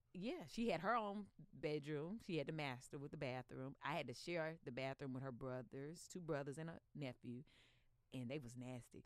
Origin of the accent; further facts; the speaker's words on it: Stoneville, North Carolina, United States; now in Northridge, United States; I, am from a, a, little town called Stoneville, which is outside of the city of Eden